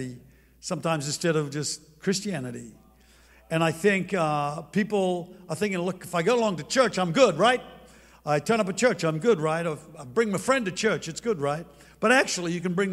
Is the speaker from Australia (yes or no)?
yes; Australia; moved away; I'm from Australia.